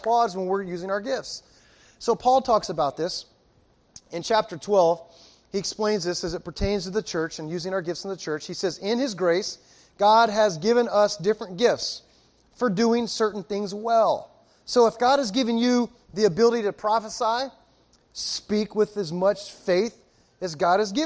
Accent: Miami, Florida, United States; I'm from Miami

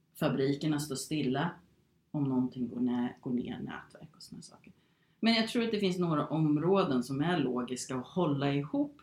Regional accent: Sweden; moved away as an adult; also born or lived in Phoenix, Arizona, United States / England; efter gymnasiet här i Sverige

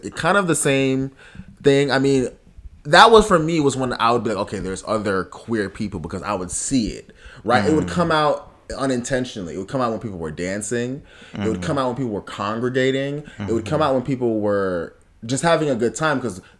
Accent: South Florida, United States; growing up in South Florida, I was really grown at a very young age.

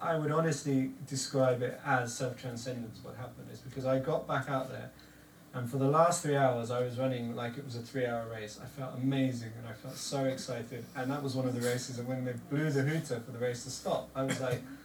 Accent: Devon, South West England, United Kingdom; I'm from Devon

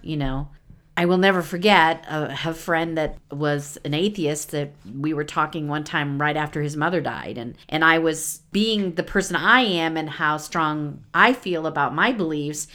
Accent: Midwest, United States; I'm from the Midwest

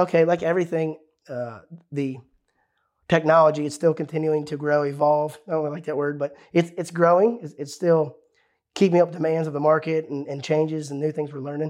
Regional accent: Ohio, United States; This is my home state I grew up in.

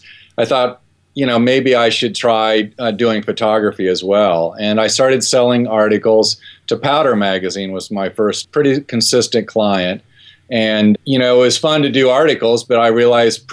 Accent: Ohio, United States; I grew up in Ohio

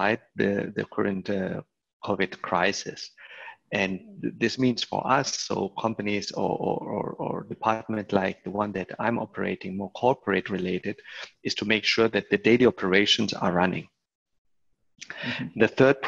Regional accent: Spain; also born or lived in Germany; now in Barcelona, Spain; I am originally also from Spain.

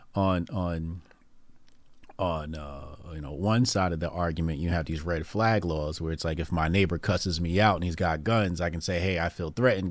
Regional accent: Newark, New Jersey, United States; my hometown, Newark, New Jersey

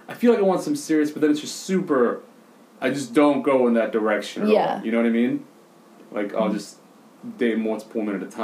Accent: United States; I'm American.

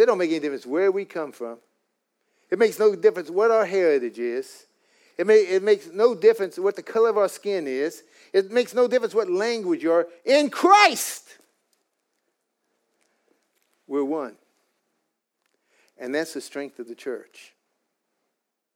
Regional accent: United States; I'm an American with an Irish Indian heritage

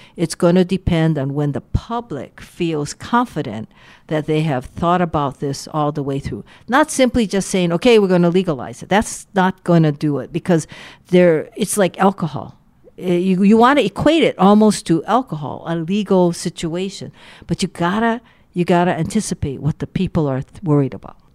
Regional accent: Waianae, Hawaii, United States; also born or lived in Honolulu; I grew up in Waianae

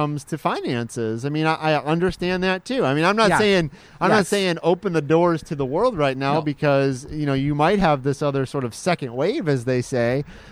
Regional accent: Michigan, United States; now in Florida, United States; I'm from Michigan

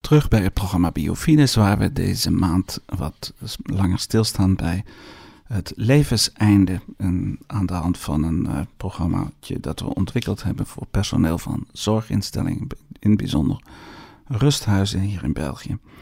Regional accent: Netherlands; moved away; also born or lived in Brussels, Belgium / Flanders, Belgium; u hoort aan mij dat ik uit Nederland kom

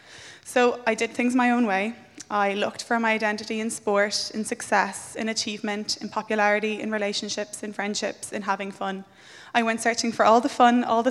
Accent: Limerick, Munster, Ireland; moved away as an adult; now in Dublin, Ireland; I am originally from Limerick, but moved up to Dublin six, seven months ago to work as an occupational therapist

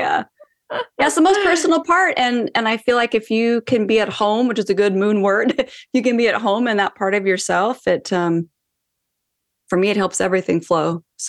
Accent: Seattle, Washington, United States; now in Los Angeles, United States; I'm currently in Los Angeles, but I'm from Seattle area.

